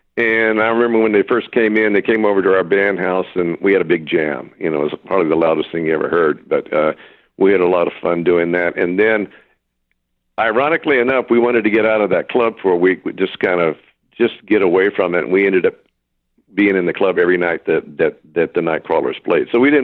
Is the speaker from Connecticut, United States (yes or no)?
no; Corpus Christi, Texas, United States; also born or lived in Florida; now in Los Angeles, United States; I was living in Corpus Christi. I grew up in Corpus Christi